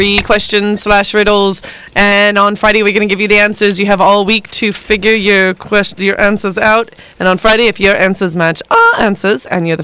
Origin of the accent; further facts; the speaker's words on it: United Kingdom; now in Riverside, United States; A little bit of trivia from my home country.